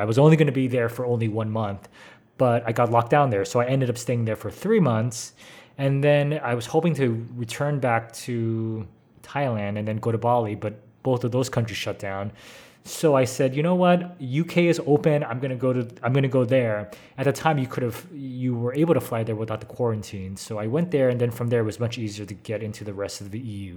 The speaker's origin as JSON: {"language": "English", "town": "San Francisco", "region": "California", "country": "United States", "tie": "born or raised there", "moved": "yes", "said": "I'm American, grew up in San Francisco, been a California boy all my life"}